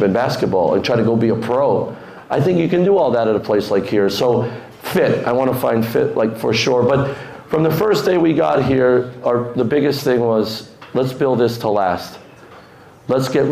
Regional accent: Schuylkill County, Pennsylvania, United States; I'm a kid from Schuylkill County, Pennsylvania.

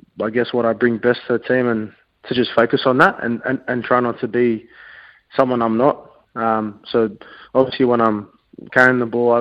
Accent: Sydney, New South Wales, Australia; moved away; we're from Sydney, my family

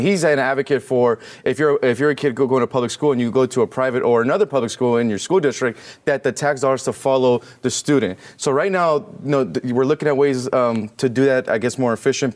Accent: California, United States; I'm from California

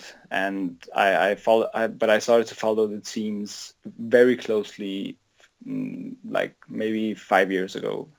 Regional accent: Copenhagen, Capital Region of Denmark, Denmark; I'm born and raised in Denmark, in Copenhagen.

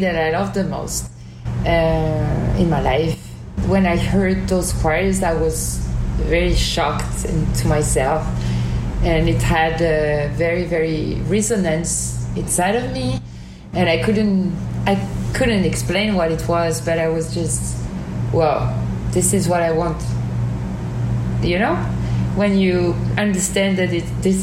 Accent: Normandy, France; I was living in a village, kind of, in Normandy, in the north of France

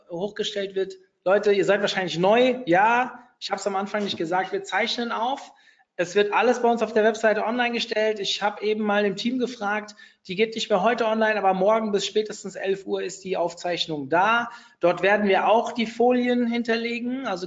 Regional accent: Hofheim, Hesse, Germany; Also keine Ahnung, ich komme jetzt hier aus Hofheim, das wissen ja viele von euch

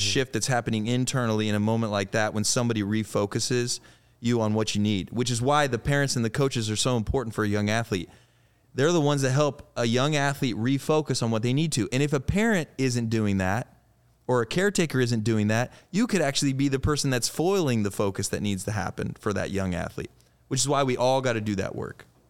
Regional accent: Eureka, Illinois, United States; I grew up in Illinois, right? So I just have this Midwest kid in me

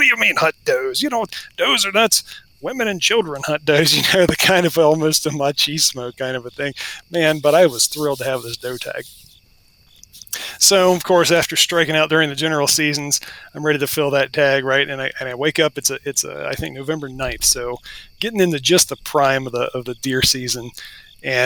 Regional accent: Western Virginia, United States; also born or lived in Southeast Washington; now in Washington, United States; I'm an Appalachian boy. While I might live out in the Pacific Northwest now, my roots are pretty deep in the deciduous forest and Western Virginia. And I grew up in a deer hunting family

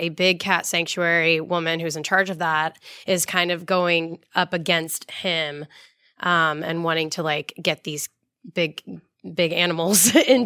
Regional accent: Orlando, Florida, United States; I am from Orlando and I grew up going to the parks and like living on these rides and things.

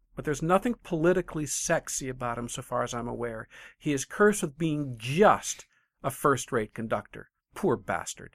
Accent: Michigan, United States; I'm from Michigan

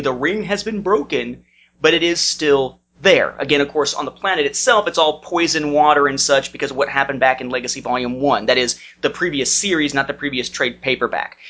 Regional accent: Evansville, Indiana, United States; moved away; my hometown of Evansville, Indiana

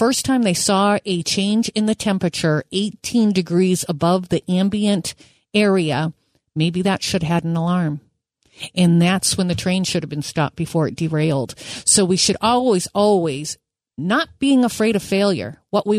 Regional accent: Manchester, New Hampshire, United States; I'm from Manchester, New Hampshire

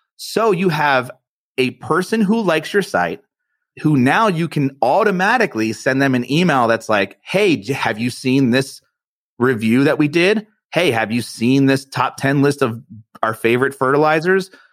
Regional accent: East Coast, United States; I'm from the East Coast and I'm Italian

